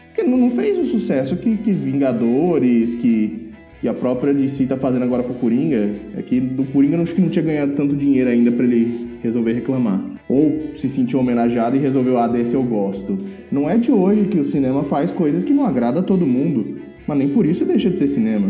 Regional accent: Pereira Barreto, São Paulo, Brazil; moved away; lá na minha cidade natal, em Pereira Barreto

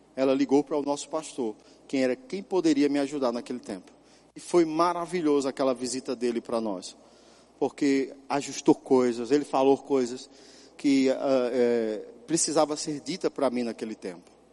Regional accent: São Paulo, Brazil; moved away; also born or lived in Caruaru / Ponta Porã; quando eu era criança, lá em São Paulo.

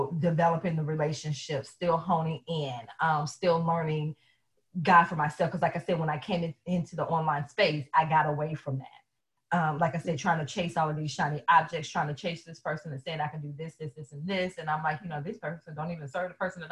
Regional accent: the South, United States; I am from the South, and yes, mom was in church all the time

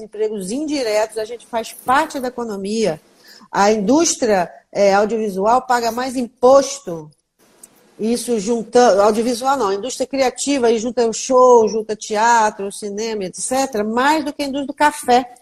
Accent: Volta Redonda, Rio de Janeiro, Brazil; now in Rio de Janeiro, Brazil; eu sou de Volta Redonda

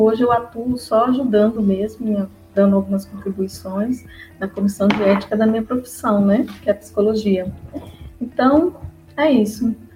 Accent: Minas Gerais, Brazil; moved away as an adult; now in Olinda, Brazil; eu vim para Recife, eu sou de Minas Gerais, com meu esposo

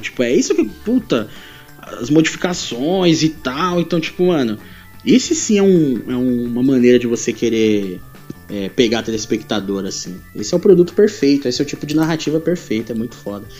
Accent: São Paulo, Brazil; nós aqui de São Paulo

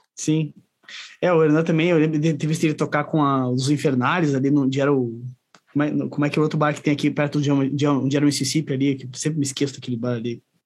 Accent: São Leopoldo, Rio Grande do Sul, Brazil; moved away as an adult; now in Caxias do Sul, Brazil; eu sou de São Leopoldo lá, mas vim para ah, Caxias faz quatro, quatro anos que eu tô para cá

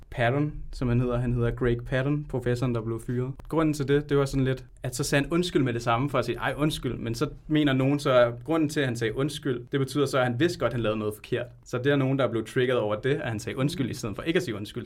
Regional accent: Tølløse, Zealand, Denmark; also born or lived in Colombia; jeg kommer fra Tølløse i Vestjylland

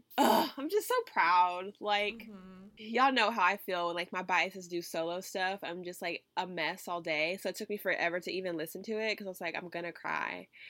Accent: Texas, United States; I'm from Texas. My family lives in the country.

